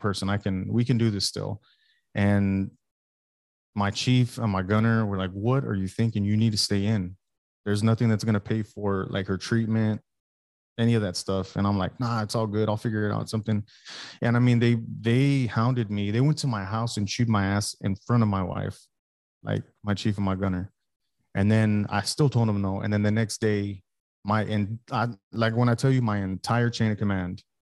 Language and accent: English; Alice, Texas, United States; moved away as an adult; also born or lived in Oak Harbor, Washington; I'm from South Texas. I'm from Alice, Texas